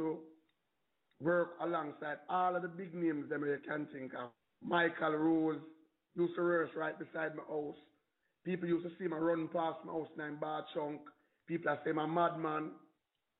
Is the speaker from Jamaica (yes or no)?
yes; Kingston, Jamaica; In Waterhouse, Kingston 11